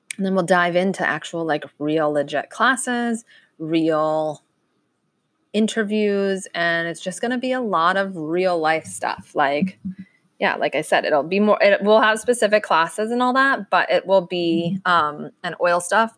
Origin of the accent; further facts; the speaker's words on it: Lighthouse Point, Florida, United States; I'm born and raised in Fort, in South Florida. Uh, I grew up in Lighthouse Point